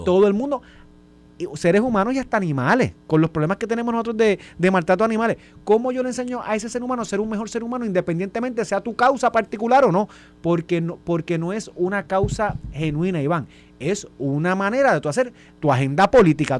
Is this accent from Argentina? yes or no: no; Puerto Rico; now in Guaynabo, Puerto Rico; yo vengo de Vega